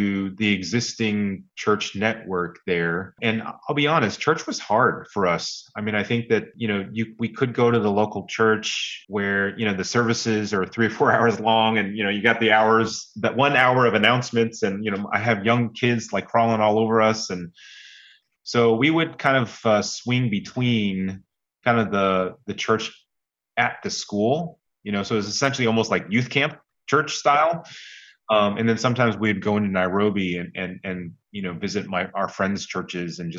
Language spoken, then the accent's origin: English; United States; also born or lived in Kenya; my wife and I, being Asian American